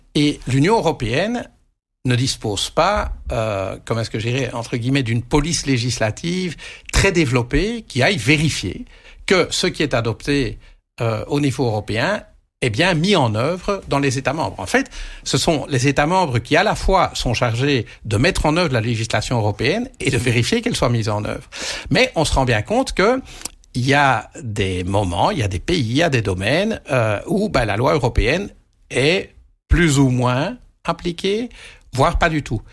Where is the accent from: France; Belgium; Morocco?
Belgium; quand on est belge, on est dans un petit pays